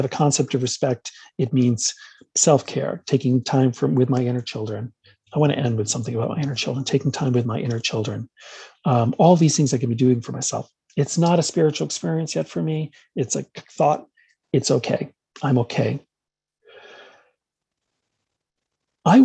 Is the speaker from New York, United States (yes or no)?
yes; New York, United States; I grew up in New York, so we're culturally Catholic and Jewish